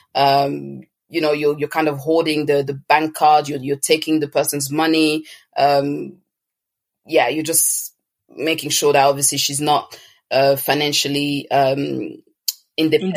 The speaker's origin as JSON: {"language": "English", "town": "Toulouse", "region": "Occitania", "country": "France", "tie": "born or raised there", "also_born_or_lived": "Congo", "moved": "as an adult", "lives_now": "London, United Kingdom", "said": "I was born in France, uh, precisely in Toulouse, but I'm originally from Congo, and I have lived a few years there, but um, the majority of my childhood, um, you know, teenage years was spent in France, and I'm now living in London."}